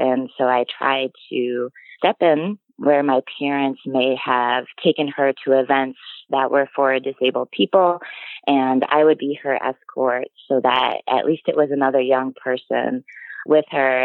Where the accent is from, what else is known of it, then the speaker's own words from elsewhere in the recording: Illinois, United States; now in Wisconsin, United States; I grew up in Illinois